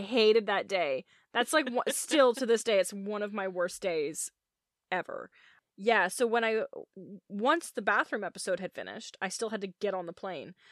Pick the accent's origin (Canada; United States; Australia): Canada; I'm Canadian